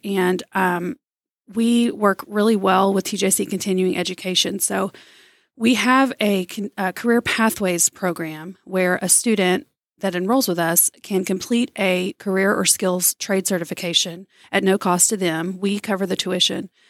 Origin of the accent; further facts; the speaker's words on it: Tyler, Texas, United States; I'm an East Texas native. I grew up in Tyler